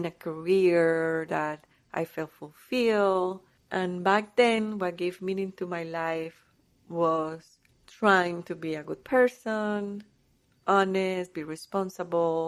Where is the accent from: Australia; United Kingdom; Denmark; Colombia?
Colombia; also born or lived in Canada; now in United States; I was born in Colombia. I had the desire to travel and to live in another country